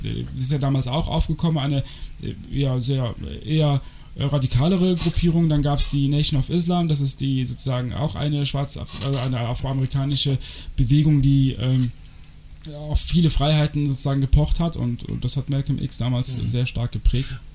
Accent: Cologne, North Rhine-Westphalia, Germany; moved away; Ich komme aus Köln ursprünglich

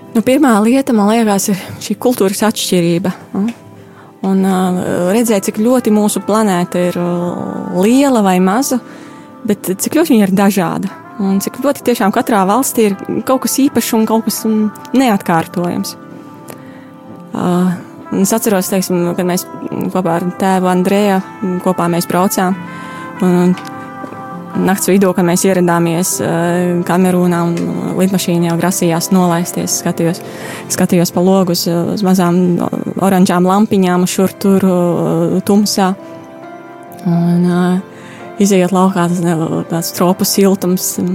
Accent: Nīcgale, Daugavpils Municipality, Latgale, Latvia; moved away as an adult; also born or lived in Italy; now in Cameroon; Es esmu no Daugavpils novada no Nīcgalas straucas.

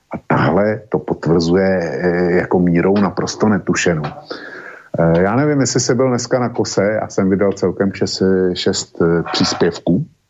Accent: Bohemia, Czechia; u nás v Čechách nic takového neexistuje

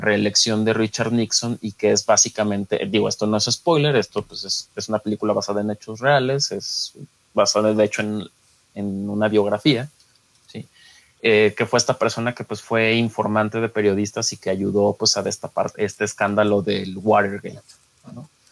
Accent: Mexico; uno como mexicano

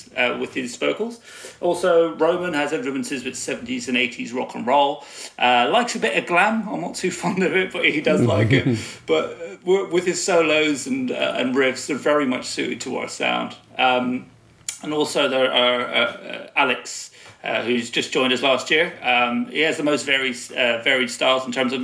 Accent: Ireland; now in London, United Kingdom; I'm from Ireland

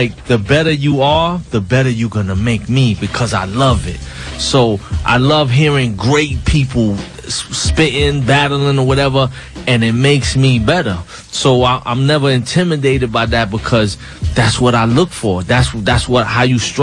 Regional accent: New York City, New York, United States; I'm from Brownsville. I know everybody who's from Brownsville.

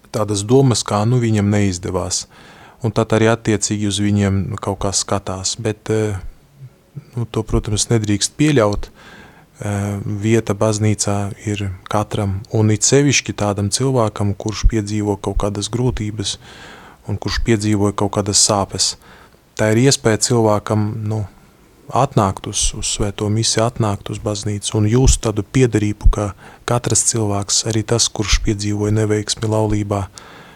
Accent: Latvia; Es esmu no Latvijas

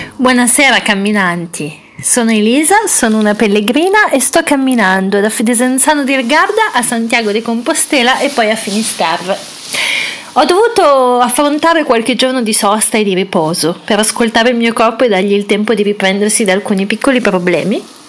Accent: Italy; l'Italia, che è il mio paese

